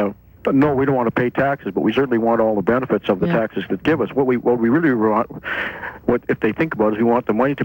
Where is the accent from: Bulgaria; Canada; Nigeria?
Canada; as a Canadian